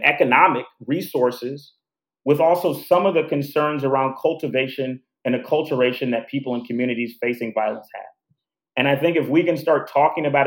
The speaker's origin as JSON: {"language": "English", "town": "Houston", "region": "Texas", "country": "United States", "moved": "yes", "lives_now": "Chicago, United States", "said": "I'm from Houston, right? Houston is the fourth largest city in the United States, right? So it's not like I'm from a small town."}